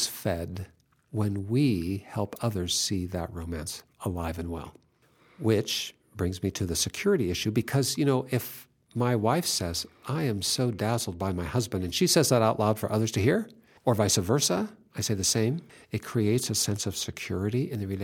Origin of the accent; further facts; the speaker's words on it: Pacific Northwest, Puget Sound, Washington, United States; I'm from the Pacific Northwest